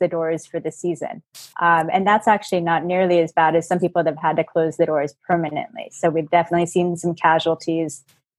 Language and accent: English; West Coast, United States; moved away as an adult; now in New York, United States; I'm kind of new to New York. I'm from the West Coast